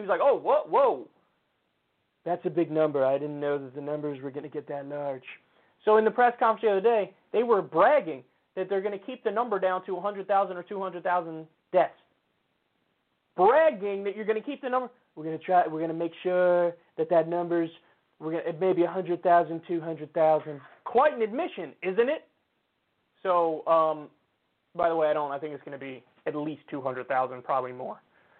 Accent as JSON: {"language": "English", "town": "New Rochelle", "region": "New York", "country": "United States", "tie": "born or raised there", "said": "New Rochelle, my hometown"}